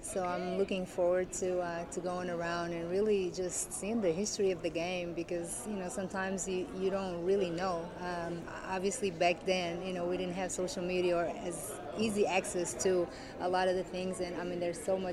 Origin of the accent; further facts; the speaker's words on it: Portugal; now in United States; I grew up in Portugal and I made my career mostly here in the States